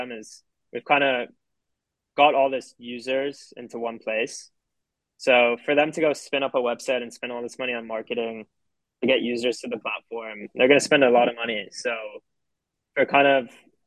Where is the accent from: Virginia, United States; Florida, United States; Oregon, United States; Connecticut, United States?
Florida, United States; Miami; being in Miami, growing up in Miami